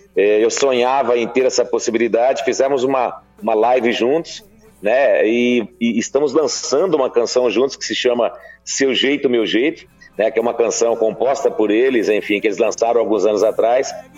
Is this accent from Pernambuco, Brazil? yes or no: no; Brotas, São Paulo, Brazil; Tô na minha terra natal, em Brotas, interior de São Paulo.